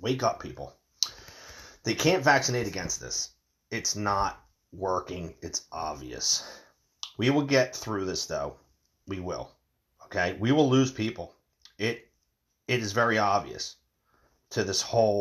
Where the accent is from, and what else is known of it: United States